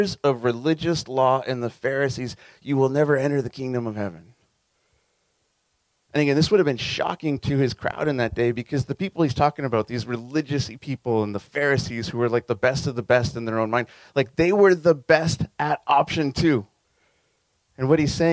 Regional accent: Southern California, United States; as a kid growing up in SoCal

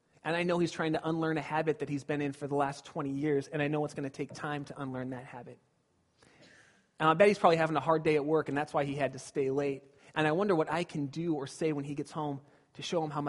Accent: Glendora, California, United States; When I was a kid, I grew up in Southern California

